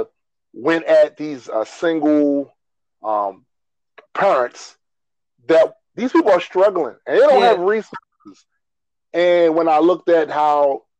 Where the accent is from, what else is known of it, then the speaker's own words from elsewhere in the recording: Baltimore, Maryland, United States; I was raised in Emerson Village, west side of Baltimore, trash central